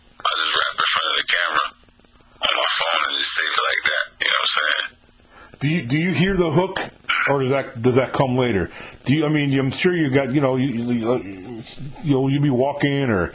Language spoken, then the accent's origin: English; New York, United States; moved away as an adult; also born or lived in Louisiana; now in north of New Orleans, United States; But I'm from New York. I was born and raised in New York.